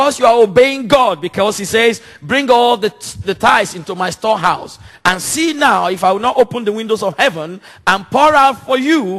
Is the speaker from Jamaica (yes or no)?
no; Nigeria; now in London, United Kingdom; Nigeria, my home country where I come from